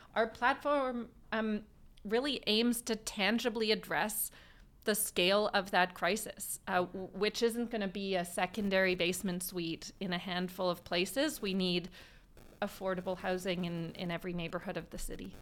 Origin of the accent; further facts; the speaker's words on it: Vancouver, British Columbia, Canada; I, uh, was born and raised in Vancouver, um, and have lived here most of my life